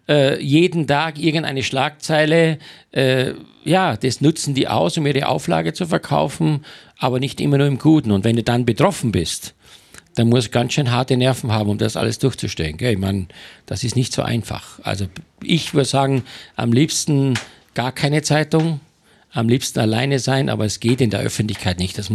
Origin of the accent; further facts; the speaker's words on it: Styria, Austria; ich komme aus der Steiermark vom Bauernhof